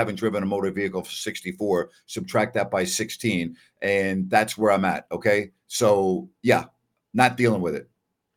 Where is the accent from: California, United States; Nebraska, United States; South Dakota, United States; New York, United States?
New York, United States; Long Island; now in Sacramento, United States; I grew up in New York. Okay. And even though I grew up on Long Island